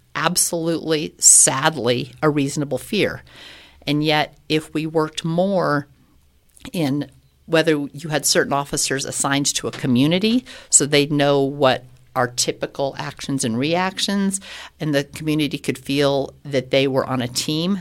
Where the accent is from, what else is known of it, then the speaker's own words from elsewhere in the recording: Loveland, Colorado, United States; now in Colorado Springs, United States; I grew up in Loveland